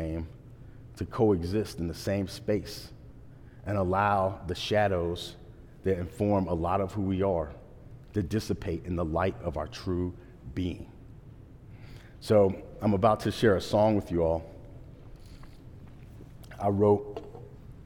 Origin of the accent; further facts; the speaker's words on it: Portsmouth, Virginia, United States; moved away as an adult; I left my hometown for the second time. I left when I first graduated high school